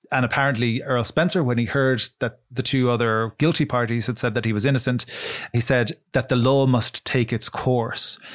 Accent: Ireland; we study Irish in, in school from the time we're about five until we're seventeen

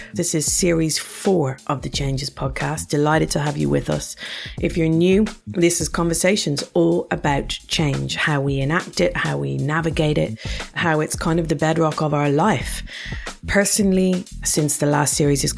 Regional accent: Ireland; moved away; as an Irish person

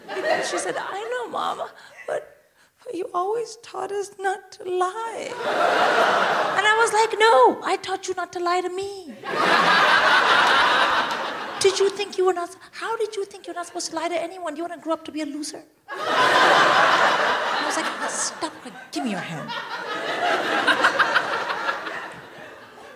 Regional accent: India; I'm Indian

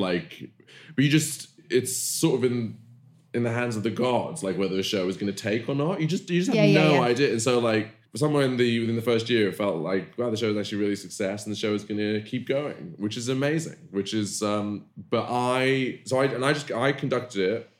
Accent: Bristol, South West England, United Kingdom; accent: West Country; I grew up in Bristol, as you can tell from West Country accent

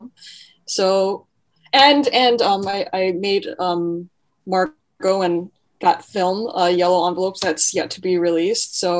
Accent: Mississauga, Ontario, Canada; I grew up in Mississauga in a very suburban area

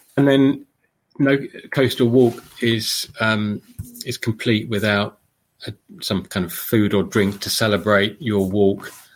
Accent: London, United Kingdom; I'm originally from London the southeast

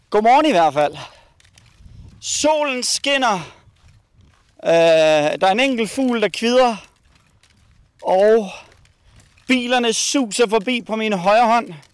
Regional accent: Spain; Danish is a second language; De stjæler ikke for mig, fordi jeg er spanier.

